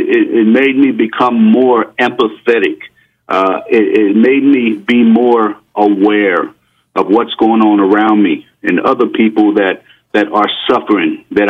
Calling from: Coral Springs, Florida, United States; I'm calling from Coral Springs, Florida.

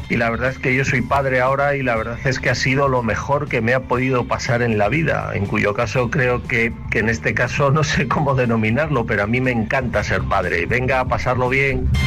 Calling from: Buenos Aires, Argentina; de Buenos Aires, Argentina.

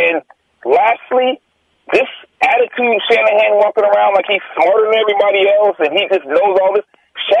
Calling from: Fairfield, California, United States; calling from Fairfield.

